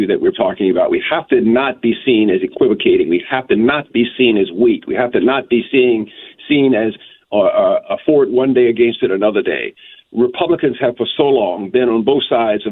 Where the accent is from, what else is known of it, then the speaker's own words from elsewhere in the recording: Greensboro, North Carolina, United States; now in Virginia, United States; I was born in Greensboro, North Carolina.